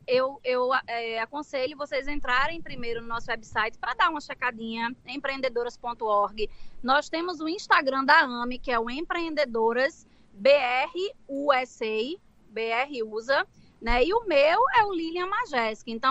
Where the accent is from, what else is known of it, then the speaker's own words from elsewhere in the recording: Pernambuco, Brazil; now in Boston, United States; Então, sou pernambucana, mulher macho, sim senhor, viu?